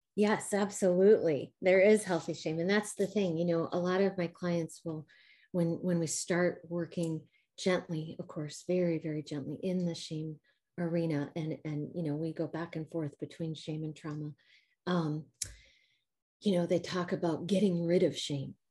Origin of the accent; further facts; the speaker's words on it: Midwest, United States; accent: a little Midwestern mixed with a little Southern; moved away as an adult; now in Spring, Texas, United States; born and raised in the Midwest and then moved here about uh, eight years ago.